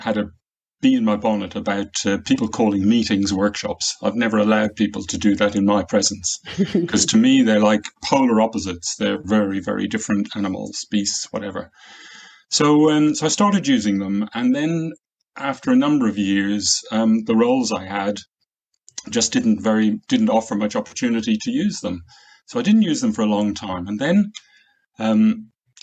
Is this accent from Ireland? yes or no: yes; Ireland; moved away as an adult; now in Warwickshire, United Kingdom; I grew up in Ireland near the sea